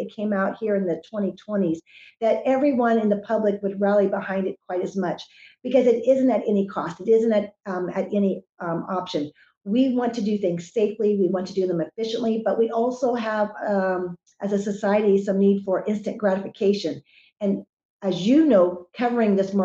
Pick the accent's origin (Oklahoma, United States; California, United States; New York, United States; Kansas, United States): Kansas, United States; Wichita; I've spent most of my life, growing up in Kansas